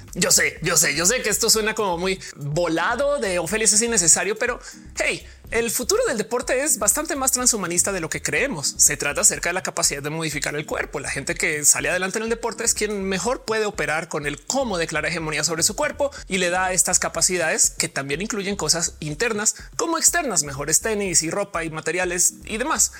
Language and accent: Spanish; Colombia; soy colombiana